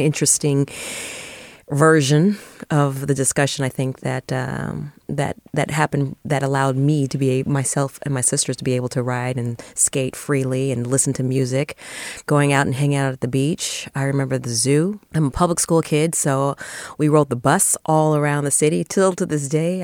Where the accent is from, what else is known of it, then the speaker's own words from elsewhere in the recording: San Francisco, California, United States; I grew up here. My parents grew up here also